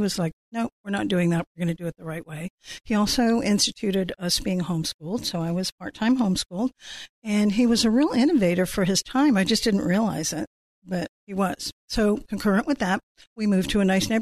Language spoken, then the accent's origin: English; California, United States; also born or lived in England; I was raised in California